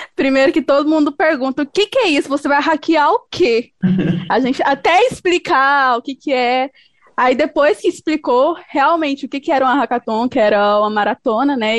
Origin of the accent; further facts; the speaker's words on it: Goiânia, Goiás, Brazil; eu sou goiana, sou aqui de Goiânia, Goiás.